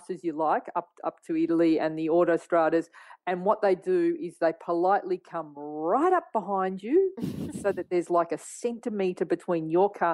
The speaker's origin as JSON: {"language": "English", "country": "Australia", "said": "I'm a photographer from Australia"}